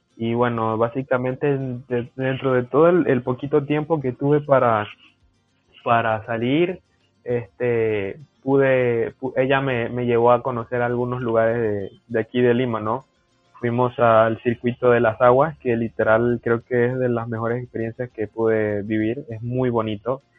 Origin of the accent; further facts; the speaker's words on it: Chiriquí, Panama; moved away as an adult; now in Peru; Yo estoy en un centro regional que es en la provincia de Chiriquí, de donde, de donde yo soy.